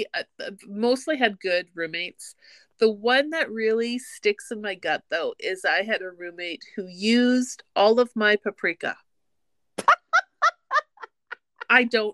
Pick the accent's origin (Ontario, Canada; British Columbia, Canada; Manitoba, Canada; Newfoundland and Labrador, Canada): Manitoba, Canada; Winnipeg; also born or lived in Red Deer; I grew up in Winnipeg, so I've always been a city girl